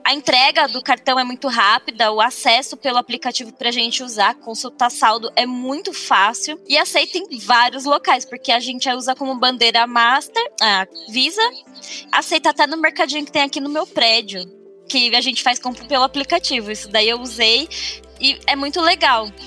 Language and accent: Portuguese; São Paulo, Brazil; also born or lived in Guarulhos; eu sou de São Paulo, né? Moro em Guarulhos hoje